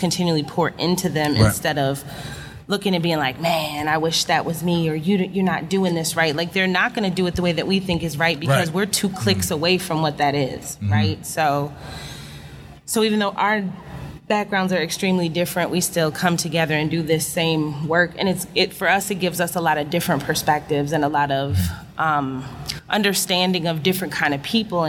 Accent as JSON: {"language": "English", "town": "Minneapolis", "region": "Minnesota", "country": "United States", "tie": "born or raised there", "moved": "as an adult", "said": "I was born and raised in Minneapolis, Minnesota to a middle-class family"}